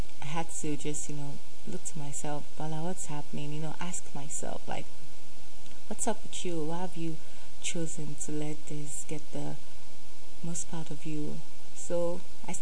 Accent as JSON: {"language": "English", "country": "Nigeria", "accent": "Nigerian", "said": "I have the Nigerian self in me, so, and I have the Pidgin self also. And I have the Yoruba self"}